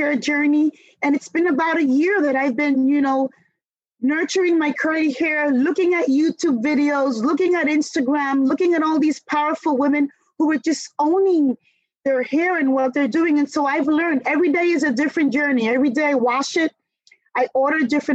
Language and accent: English; New York City, New York, United States; growing up in New York City